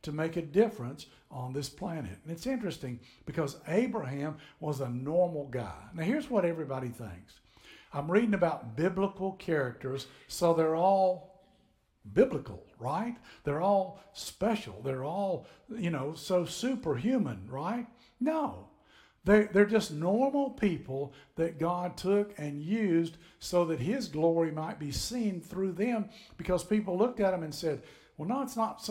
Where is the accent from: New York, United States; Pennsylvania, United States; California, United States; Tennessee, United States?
Tennessee, United States; moved away as an adult; now in Florida, United States; I grew up in Tennessee. … and I are from Tennessee